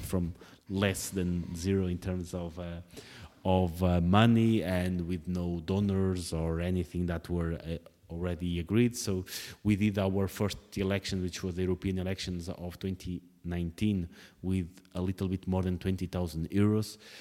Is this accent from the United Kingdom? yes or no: no; Portugal; moved away; writing about, uh, politics in Portugal is just a way to keep my connections to the home country.